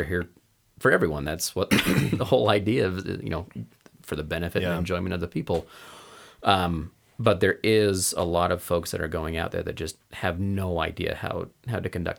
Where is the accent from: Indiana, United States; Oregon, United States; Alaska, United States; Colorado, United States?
Oregon, United States; Portland; I grew up in Portland, in the Portland, Oregon area, and had a very impactful leader.